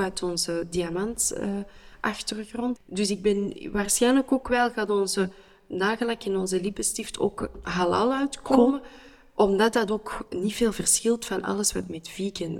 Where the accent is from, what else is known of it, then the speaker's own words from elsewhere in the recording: Antwerp, Flanders, Belgium; ik ben Antwerpenaar